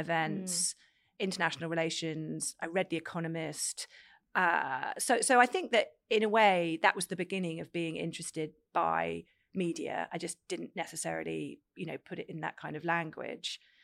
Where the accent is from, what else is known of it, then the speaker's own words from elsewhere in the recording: Cambridge, East of England, United Kingdom; I grew up in Cambridge